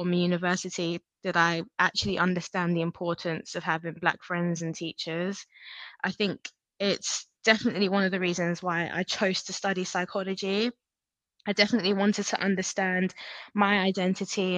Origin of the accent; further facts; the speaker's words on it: Hertfordshire, East of England, United Kingdom; also born or lived in North London / Nigeria; I grew up in North London, and at a very early age, I moved to Hertfordshire